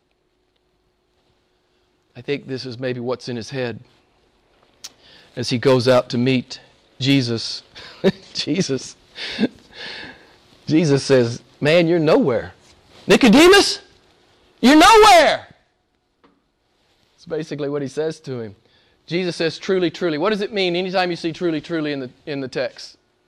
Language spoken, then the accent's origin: English; United States; I'm an American